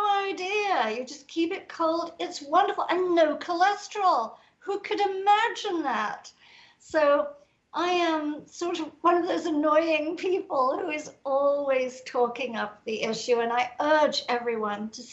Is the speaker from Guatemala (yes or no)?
no; England, United Kingdom; I'm English